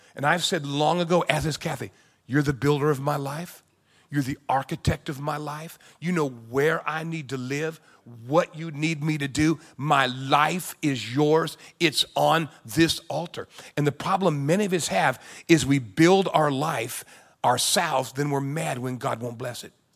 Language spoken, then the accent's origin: English; San Diego, California, United States; I grew up in California, in San Diego